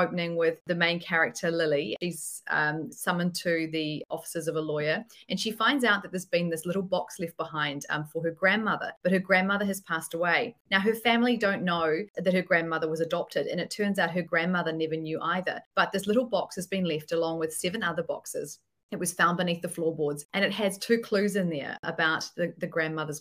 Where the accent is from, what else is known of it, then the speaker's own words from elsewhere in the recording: New Zealand; I'm in New Zealand, if you haven't been able to tell by my strange accent